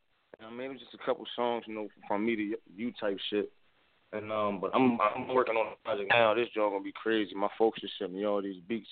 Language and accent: English; Philadelphia, Pennsylvania, United States; moved away as an adult; now in Maryland, United States; I'm from Philly. North Philly all day.